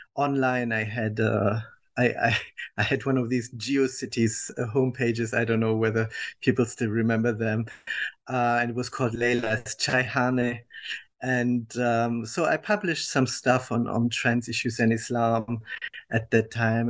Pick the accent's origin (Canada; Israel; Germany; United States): Germany; I was born and raised in Germany, uh, as uh, people will understand from my accent